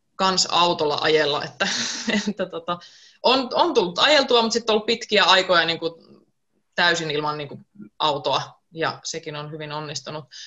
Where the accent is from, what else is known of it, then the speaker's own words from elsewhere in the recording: Joensuu, North Karelia, Finland; moved away; also born or lived in Espoo; muutin takaisin kotiseudulle Joensuuhun Espoosta viime keväänä